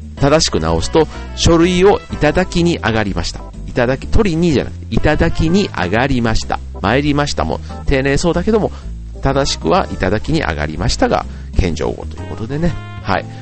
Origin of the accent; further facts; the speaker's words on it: Osaka, Japan; moved away; 僕は大阪が実家なので、自分の実家に帰るんですね。